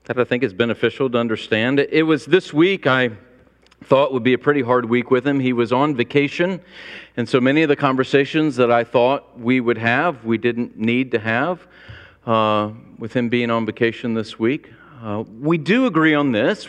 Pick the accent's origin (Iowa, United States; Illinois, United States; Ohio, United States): Illinois, United States; I grew up in Illinois